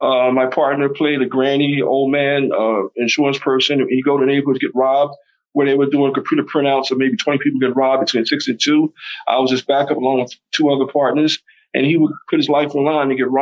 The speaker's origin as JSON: {"language": "English", "town": "Philadelphia", "region": "Pennsylvania", "country": "United States", "tie": "born or raised there", "said": "I grew up in South Philadelphia"}